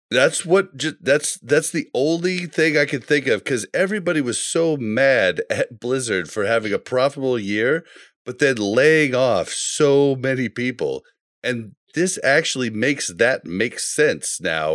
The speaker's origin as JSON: {"language": "English", "town": "Kansas City", "country": "United States", "tie": "born or raised there", "said": "I grew up in Kansas City and became a Chiefs fan"}